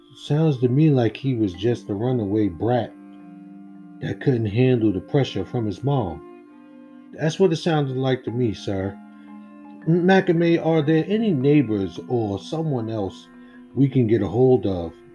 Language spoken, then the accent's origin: English; United States; because I'm American.